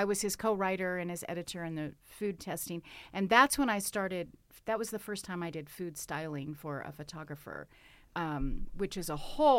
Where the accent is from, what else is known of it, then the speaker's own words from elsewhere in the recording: Southern United States, United States; I grew up in the South, and if you are from the South or know anything about Southern culture, food is the centerpiece. So I had a Southern granny